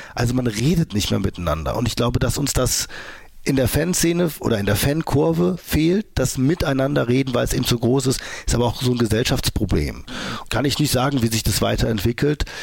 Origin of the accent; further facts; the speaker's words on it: Mönchengladbach, North Rhine-Westphalia, Germany; Und wir haben bei uns in Mönchengladbach Fußball gespielt. Da war ich so 17 oder so